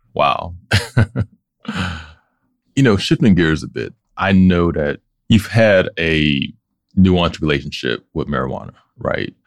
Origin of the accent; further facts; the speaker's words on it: Pittsburgh, Pennsylvania, United States; Pittsburgh, our own language, our own accent, our own references